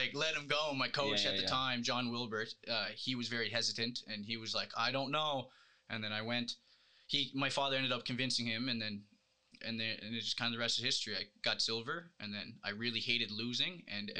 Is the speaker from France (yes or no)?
no; Charlottetown, Prince Edward Island, Canada; I was born and raised in Charlottetown. Was born in the QEH hospital. I live in a trailer park.